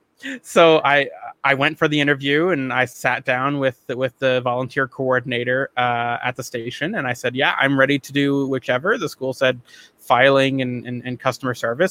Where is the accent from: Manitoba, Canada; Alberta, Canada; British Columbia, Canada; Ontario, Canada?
Ontario, Canada; Oshawa; a local security company in my hometown of Oshawa, Ontario